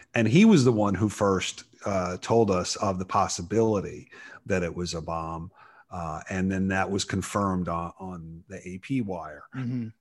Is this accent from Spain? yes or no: no; New York, United States; I grew up in New York